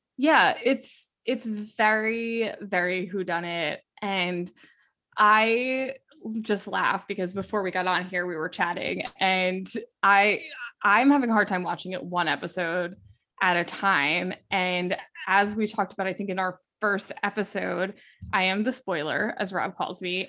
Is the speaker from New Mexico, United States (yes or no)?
no; Westchester, New York, United States; growing up in Westchester, New York